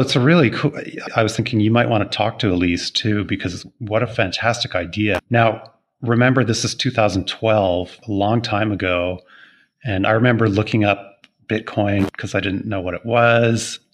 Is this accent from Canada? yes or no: yes; Toronto, Ontario, Canada; moved away as an adult; also born or lived in Montreal; now in Maui, United States; I'm Canadian born, I suppose. Uh, born in Toronto, lived in Montreal for a little bit.